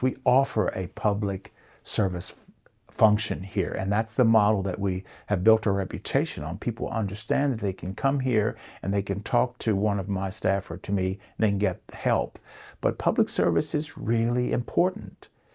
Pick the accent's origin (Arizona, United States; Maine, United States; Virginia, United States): Virginia, United States; Rockbridge County; Growing up in Rockbridge County, uh, my family's been here since seventeen forty